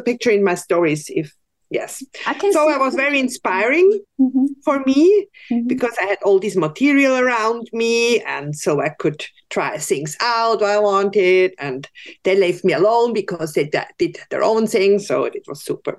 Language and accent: English; Switzerland; I grew up in Switzerland on a little hill with lots of forest around and farmers